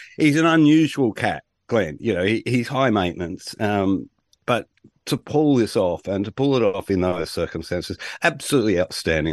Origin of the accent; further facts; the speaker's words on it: Australia; I'm Australian